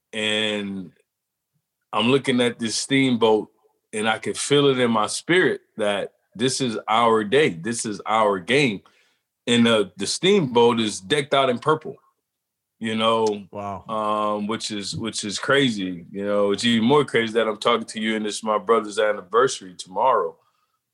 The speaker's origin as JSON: {"language": "English", "town": "Metairie", "region": "Louisiana", "country": "United States", "tie": "born or raised there", "also_born_or_lived": "New Orleans, Louisiana", "said": "I'm from New Orleans. I grew up 5 minutes in Metairie, Louisiana. Born at Charity Hospital"}